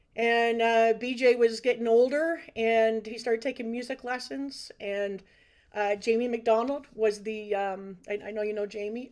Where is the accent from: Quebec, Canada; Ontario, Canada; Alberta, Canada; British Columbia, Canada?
Ontario, Canada; Brantford; I'm a Brantford resident uh, most of my life. I actually live in the exact same house that I was born in up on Martin Ave